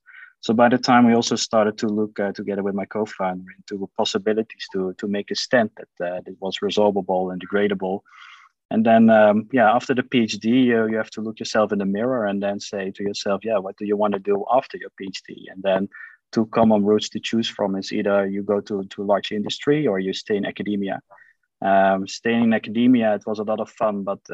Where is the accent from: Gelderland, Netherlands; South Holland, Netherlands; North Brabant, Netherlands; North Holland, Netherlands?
North Brabant, Netherlands; Eindhoven; I'm born and raised in Eindhoven.